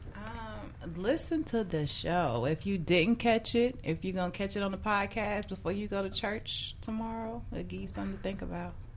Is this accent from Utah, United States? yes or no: no; Mississippi, United States; moved away as an adult; now in Chicago, United States; I'm from the South. I'm from Mississippi.